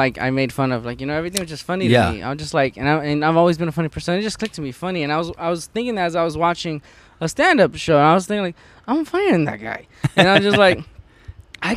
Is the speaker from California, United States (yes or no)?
yes; Los Angeles, California, United States; I grew up in Van Nuys